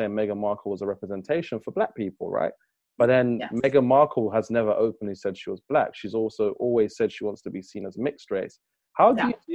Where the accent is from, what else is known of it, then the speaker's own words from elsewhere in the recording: London, United Kingdom; I grew up in London for so long